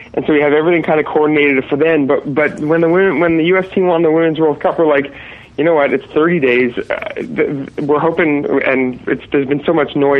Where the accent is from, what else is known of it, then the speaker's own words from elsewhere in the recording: Montreal, Quebec, Canada; moved away as an adult; now in Los Angeles, United States; I'm Canadian. I'm from Montreal originally. I've been out in L.A. for about 13 years